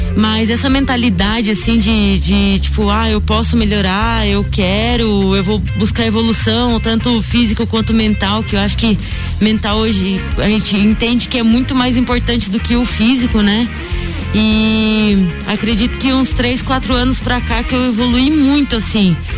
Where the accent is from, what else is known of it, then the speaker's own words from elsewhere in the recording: Piedade, São Paulo, Brazil; moved away as an adult; now in Lages, Brazil; Comecei minha trajetória com 9 anos de idade no futsal em Piedade, São Paulo, interior de São Paulo, uma cidadezinha bem pequenininha, é, quase ninguém conhece. Então é paulista. Sou paulista, sou interiorana, né?